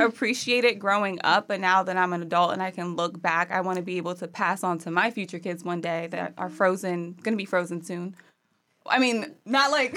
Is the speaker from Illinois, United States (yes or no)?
no; Maryland, United States; moved away; Maryland originally